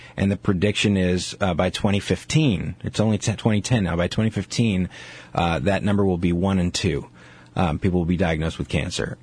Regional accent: New York City, New York, United States; moved away as an adult; now in Seattle, United States; being a New Yorker

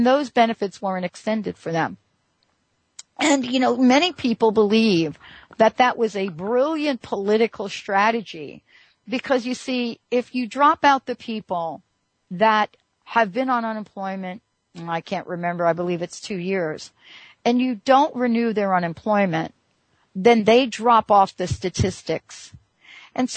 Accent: New York, United States; I grew up in New York

